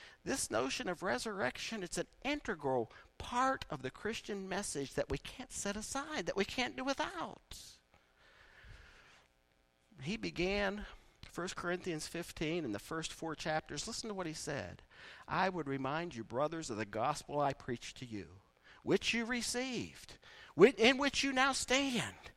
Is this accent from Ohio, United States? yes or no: yes; East Liverpool, Ohio, United States; I grew up in East Liverpool